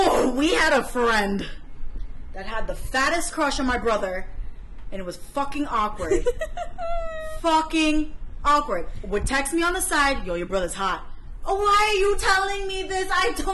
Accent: New York City, New York, United States; I'm from the Bronx.

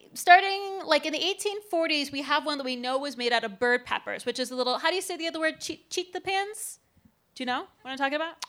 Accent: Cleveland, Ohio, United States; I'm from Cleveland.

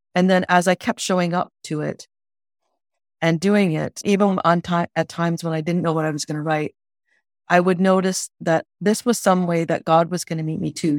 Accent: Ontario, Canada; I grew up in Ontario

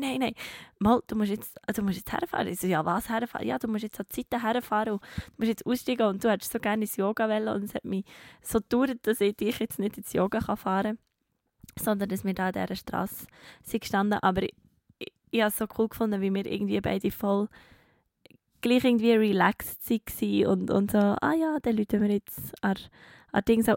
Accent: Bern, Switzerland; als Bernerin

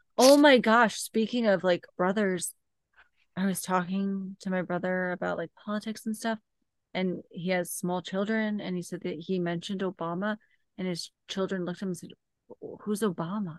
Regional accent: Missouri, United States; where you and I grew up in Missouri

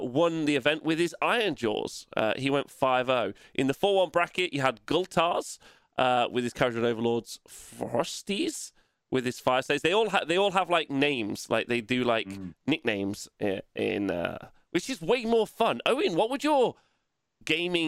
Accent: England, United Kingdom; we're English

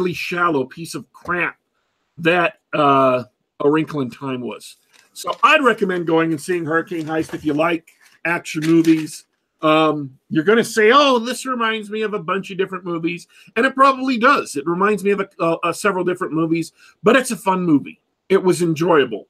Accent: United States; I grew up here in America

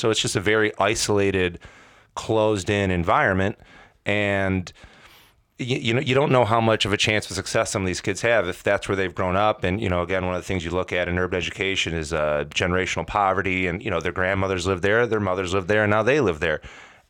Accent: Hoffman Estates, Illinois, United States; We walked a similar path coming up as kids, suburban kids, right? I came from Hoffman.

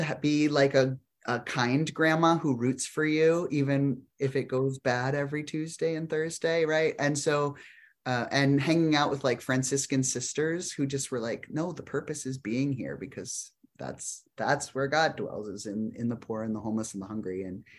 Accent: South Dakota, United States; So when I grew up in South Dakota, I moved to Berkeley to go to baby pastor school.

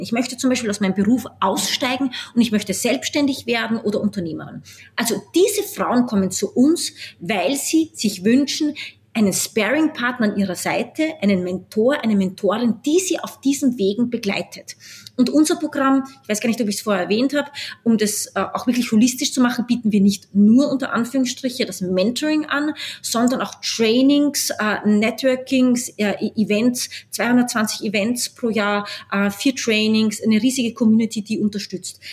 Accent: Austria; moved away as an adult; also born or lived in New York, United States / Washington, United States / Mumbai, India / Berlin, Germany; Ich bin Österreicherin, halb Österreicherin, halb Brasilianerin. Äh, bin jetzt wieder zurückgekehrt nach Österreich

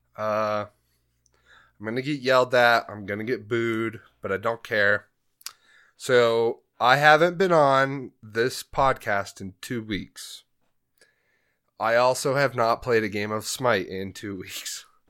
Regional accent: Grand Junction, Colorado, United States; also born or lived in Denver, Colorado; We moved from Denver up here to Junction when I was twelve

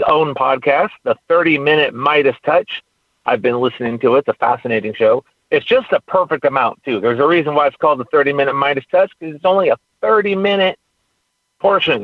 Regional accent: California, United States; now in Texas, United States; I'm from California.

